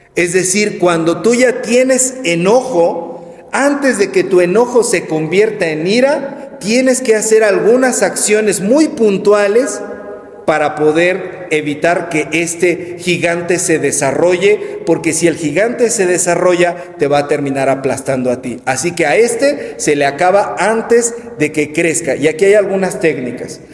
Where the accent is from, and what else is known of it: Mexico